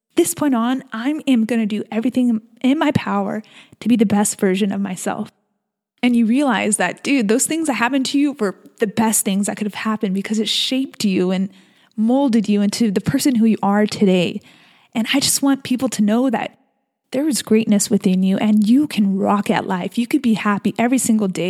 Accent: San Diego, California, United States; I'm born and raised in San Diego, California.

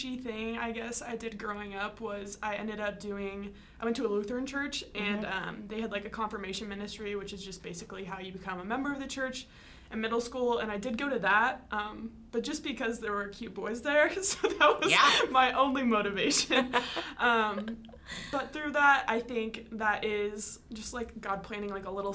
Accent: Iowa, United States; I am from Iowa

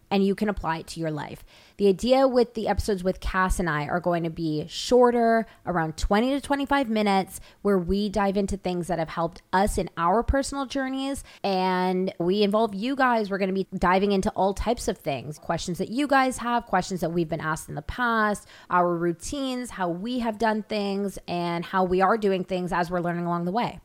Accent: Toronto, Ontario, Canada; moved away as an adult; now in Los Angeles, United States; I'm from Toronto, Canada

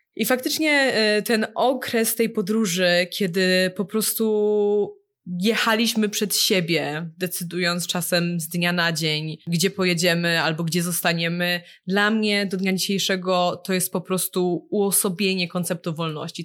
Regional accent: Poland; now in Shanghai, China; pochodzimy z zupełnie innych miejsc w Polsce

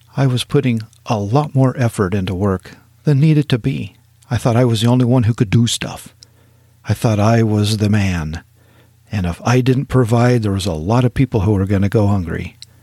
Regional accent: Powell, Wyoming, United States; moved away as an adult; also born or lived in East Texas; I grew up in Northwest Wyoming, real close to Yellowstone Park, in a town called Powell, Wyoming

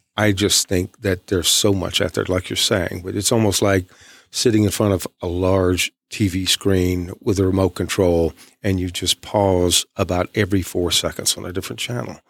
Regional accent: East Texas, United States; I'm from East Texas.

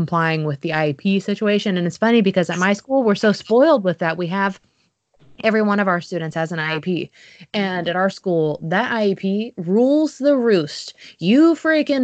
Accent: the South, United States; accent: Southern; also born or lived in Jacksonville, Florida / Tuscaloosa, Alabama; my Southern accent

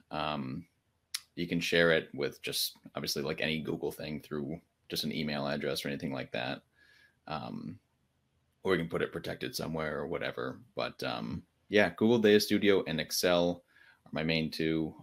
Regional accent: Connecticut, United States; now in Charlotte, United States; I'm originally from Connecticut, um, and I moved down here

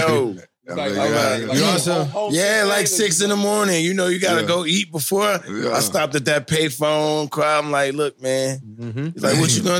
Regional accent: New City, New York, United States; moved away as an adult; also born or lived in Wilson, North Carolina / Virginia Beach, Virginia / Syracuse, New York; now in Nashville, United States; Clarksdale North, an area called New City. It's about 30 minutes outside New York City

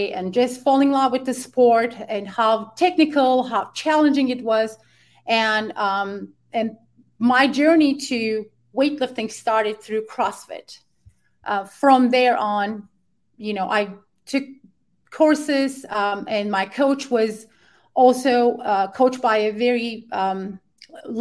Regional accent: Ankara, Turkey; moved away as an adult; now in United States; I'm original from Ankara, Turkey

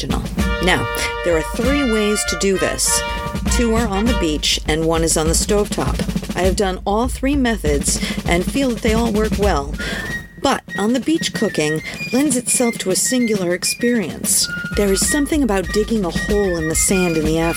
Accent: Rhode Island, United States; growing up in Rhode Island

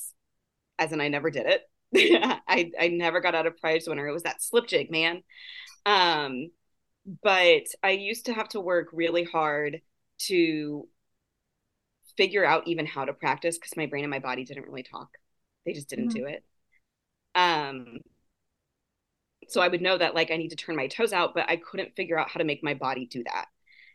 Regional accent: Indianapolis, Indiana, United States; now in Austin, United States; I was born and raised in Indianapolis, Indiana. I now live in Austin, Texas.

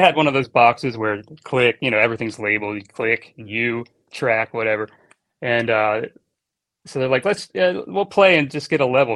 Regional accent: Annapolis, Maryland, United States; moved away as an adult; also born or lived in Miami, Florida; now in Los Angeles, United States; I was born and raised in Annapolis, Maryland

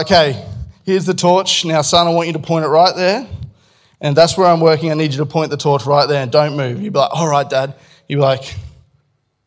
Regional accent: Australia; as an Australian

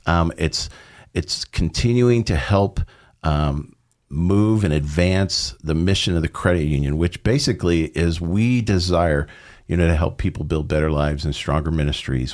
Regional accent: Southern California, United States; moved away; I uh, grew up in Southern California

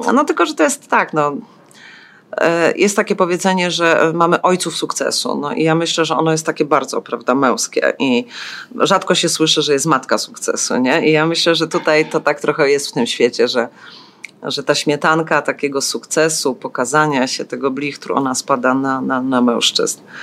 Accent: Silesian Voivodeship, Poland; also born or lived in eastern Poland (ancestry); now in Kraków, Poland; Z pochodzenia jestem ze wschodu, z urodzenia ze Śląska, a tylko z wyboru Krakus.

